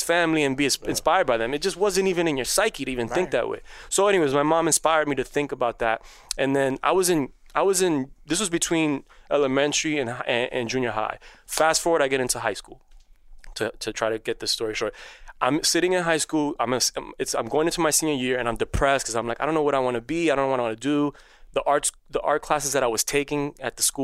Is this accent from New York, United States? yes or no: yes; New York City, New York, United States; first language Spanish; English is a second language; I grew up in Queens